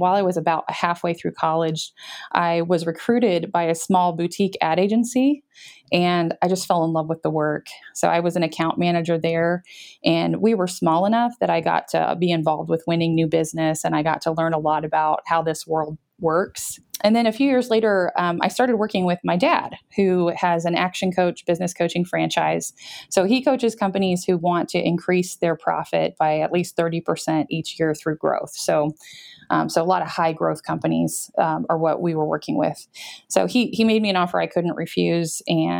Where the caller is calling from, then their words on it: Topeka, Kansas, United States; We're in Topeka, Kansas. We're right in the middle of the country.